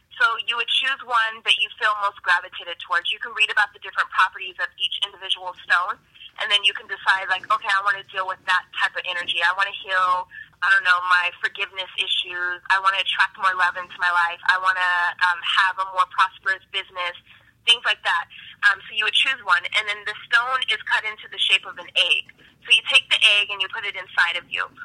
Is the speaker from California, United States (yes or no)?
yes; California, United States; moved away as an adult; now in Atlanta, United States; I'm from California. I moved to Atlanta about a year and a half, and I'm back in California doing some business.